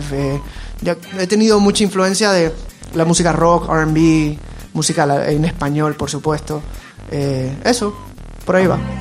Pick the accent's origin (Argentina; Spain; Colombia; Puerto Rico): Puerto Rico; mi infancia, yo me crié en Puerto Rico